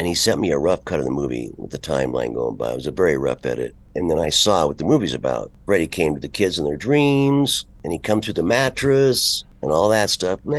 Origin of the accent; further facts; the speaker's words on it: United States; We're from America.